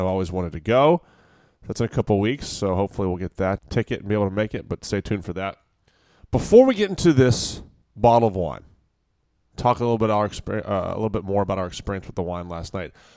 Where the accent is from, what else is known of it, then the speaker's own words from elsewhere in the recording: Virginia, United States; now in California, United States; when I was growing up in Virginia, it was always pretty warm